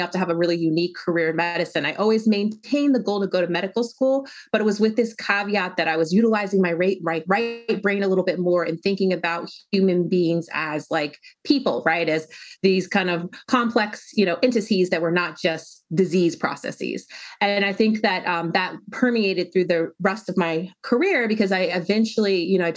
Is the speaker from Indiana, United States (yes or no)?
no; Denver, Colorado, United States; I was born and raised in Denver, Colorado